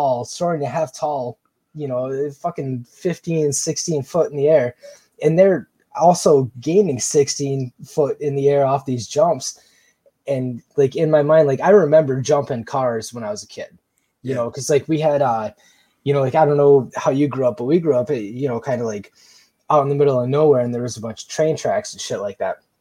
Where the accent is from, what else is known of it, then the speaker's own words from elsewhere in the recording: Michigan, United States; moved away as an adult; we just moved back to Michigan a couple of years ago